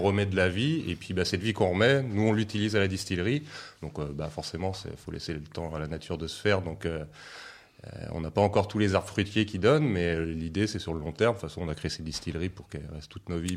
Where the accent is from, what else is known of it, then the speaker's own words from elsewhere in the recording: Seine-et-Marne, Île-de-France, France; Moi, j'ai grandi en Seine-et-Marne aussi, au milieu des champs de blé de betterave.